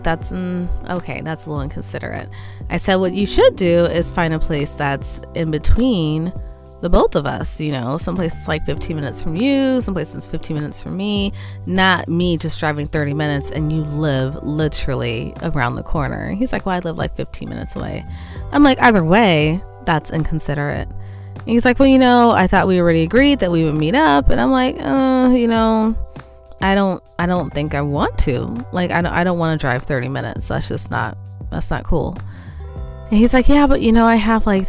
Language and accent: English; California, United States; I'm a Californian.